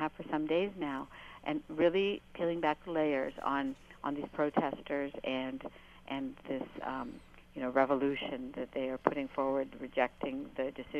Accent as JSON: {"language": "English", "country": "United States", "said": "I voted for him because I am an American Muslim who wants to see our country deal with the issue of extremism"}